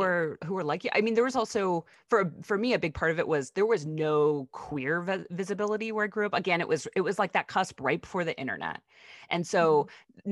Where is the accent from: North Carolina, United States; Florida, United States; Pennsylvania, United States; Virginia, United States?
Pennsylvania, United States; Pittsburgh; I grew up right outside of Pittsburgh, Pennsylvania